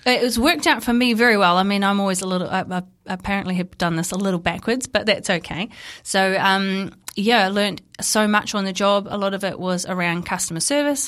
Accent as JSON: {"language": "English", "town": "Napier", "region": "Hawke's Bay", "country": "New Zealand", "tie": "born or raised there", "said": "I grew up in Napier"}